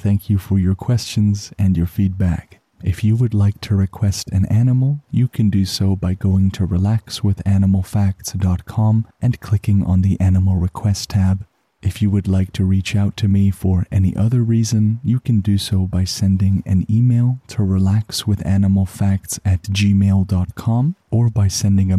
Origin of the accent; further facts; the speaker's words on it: Canada; as a Canadian